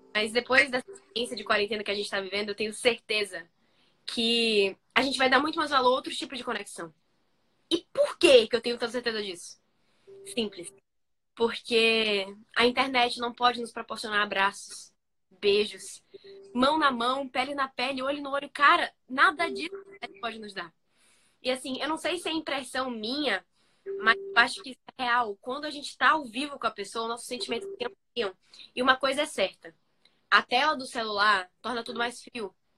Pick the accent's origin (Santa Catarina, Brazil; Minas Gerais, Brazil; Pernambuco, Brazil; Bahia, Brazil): Bahia, Brazil; eu que sou da Bahia